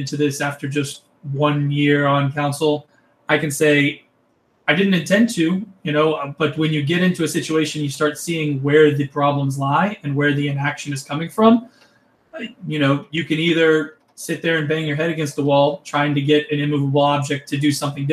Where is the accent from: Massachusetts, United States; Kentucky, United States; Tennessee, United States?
Kentucky, United States; Lexington; also born or lived in Florida; I had such a great experience growing up in Lexington